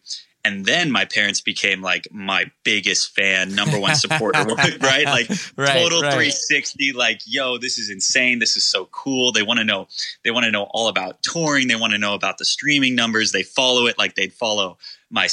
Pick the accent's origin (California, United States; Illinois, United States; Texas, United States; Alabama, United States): California, United States; Irvine; also born or lived in Long Beach, California; I was raised in Irvine. So OC, born and raised